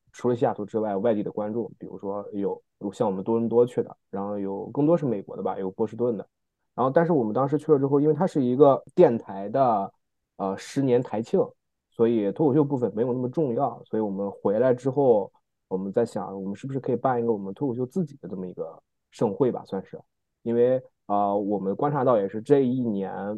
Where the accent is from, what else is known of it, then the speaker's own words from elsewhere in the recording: China; moved away; 小时候在国内上学的一些事情